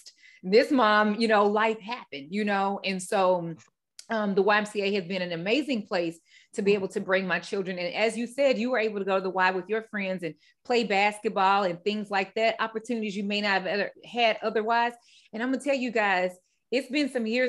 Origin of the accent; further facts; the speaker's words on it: Midwest, United States; moved away as an adult; now in Raleigh, United States; I'm from the Midwest. I relocated out here to the East Coast 3 years ago